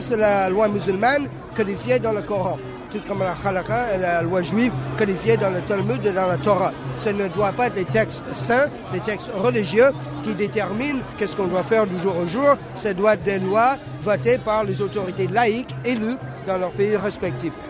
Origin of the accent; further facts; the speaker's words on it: Canada; first language English; French is a second language; now in France; Je suis anglophone d'origine, mais je viens du Canada.